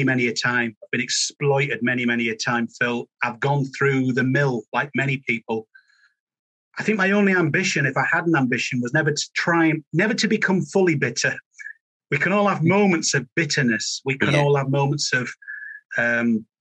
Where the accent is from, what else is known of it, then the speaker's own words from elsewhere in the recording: Halifax, Yorkshire and the Humber, United Kingdom; growing up in Yorkshire after my father died when I was one